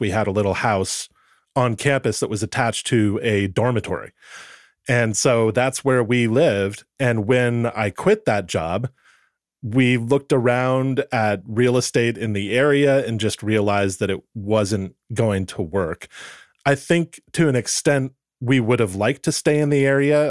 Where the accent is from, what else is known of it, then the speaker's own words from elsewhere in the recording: Goleta, California, United States; also born or lived in Santa Barbara, California / Pebble Beach, California; originally from Santa Barbara, California. I grew up in Goleta